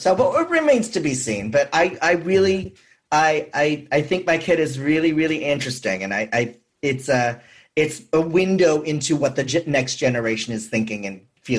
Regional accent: San Francisco, California, United States; I'm from San Francisco.

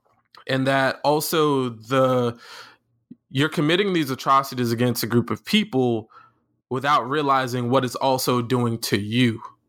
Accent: Florida, United States; growing up in Florida, you know, obviously the hurricanes and such.

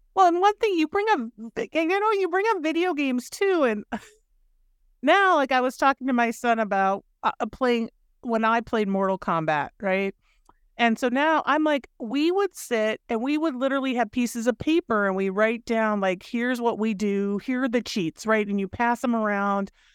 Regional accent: Minnesota, United States; I grew up in Minnesota

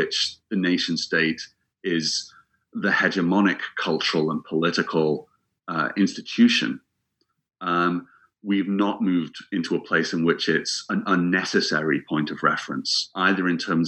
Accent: England, United Kingdom; moved away as an adult; also born or lived in Scotland

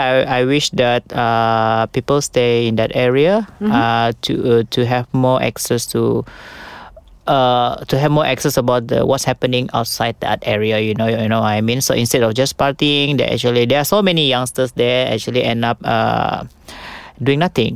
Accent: Papar, Sabah, Malaysia; accent: Sabahan; moved away as an adult; also born or lived in Australia; now in Kuala Lumpur, Malaysia; I'm from Papa

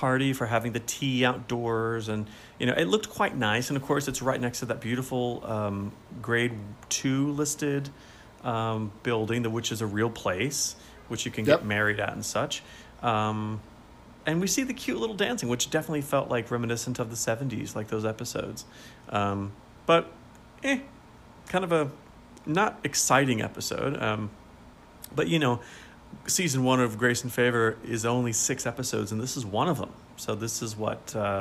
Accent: United States; I'm an American.

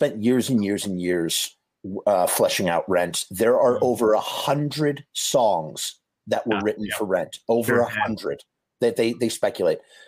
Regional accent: Scarsdale, New York, United States; I am born and raised Scarsdale

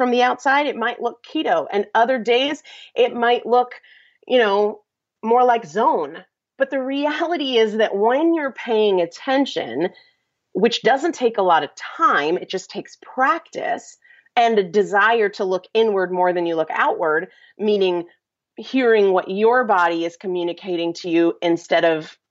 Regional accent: New England, United States; I'm from New England

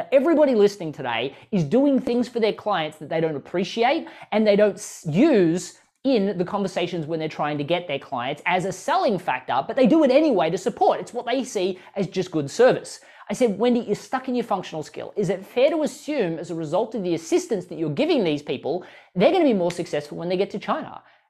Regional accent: Australia; now in United States; I moved from Australia to the US. That was terrifying.

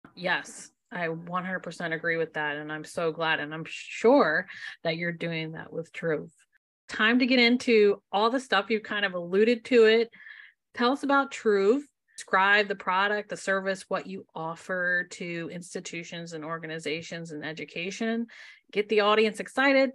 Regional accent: Maryland, United States; I'm from Maryland

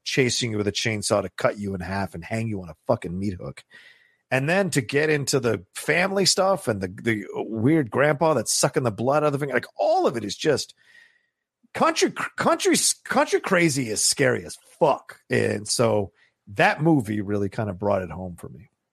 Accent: Virginia, United States; when I was growing up in Virginia.

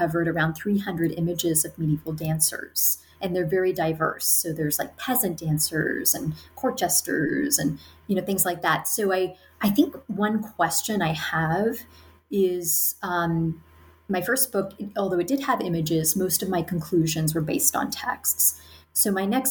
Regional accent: United States; I'm an American. I'm talking to you from the United States

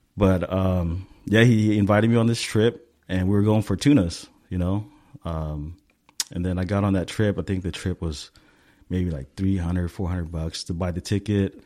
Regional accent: Stockton, California, United States; now in Southern California, United States; I grew up in Stockton

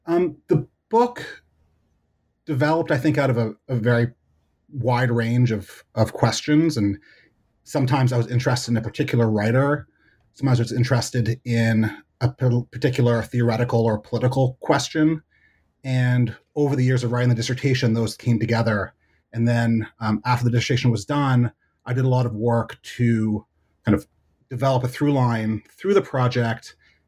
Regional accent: Hamilton, Ontario, Canada; moved away as an adult; also born or lived in Montreal, Canada; now in United States; So I grew up in Hamilton, Ontario, and I went to college at McGill in Montreal. And I moved to the United States to do my graduate work at the University of Chicago.

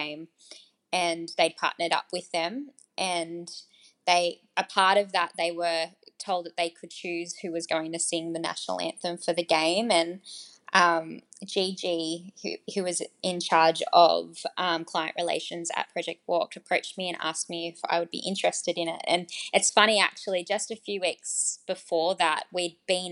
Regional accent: Australia; being Australian

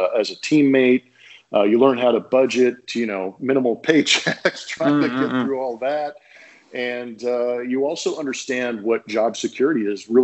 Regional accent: Southern California, United States; I grew up in Southern California

